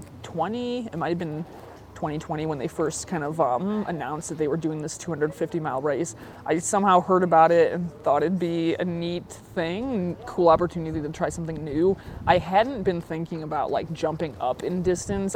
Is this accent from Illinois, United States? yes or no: yes; Chicago, Illinois, United States; also born or lived in Portland; now in Flagstaff, United States; I'm originally from the Chicago area, lived in Portland for like 7 years